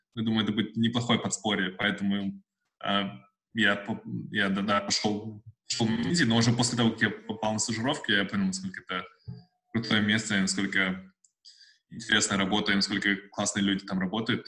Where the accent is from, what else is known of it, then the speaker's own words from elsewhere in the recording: Uralsk, West Kazakhstan Region, Kazakhstan; moved away as an adult; also born or lived in Russia / Almaty / Saint Petersburg / Moscow; now in Australia; вообще я из Казахстана, родился в России, но вырос в Казахстане – а, жил в Уральске до, по 13 лет.